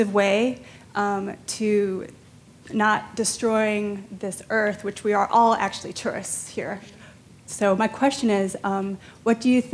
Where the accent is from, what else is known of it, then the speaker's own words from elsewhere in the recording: Hanalei, Hawaii, United States; also born or lived in Waikiki, Honolulu, Hawaii; I actually was raised in Hanalei, Kauai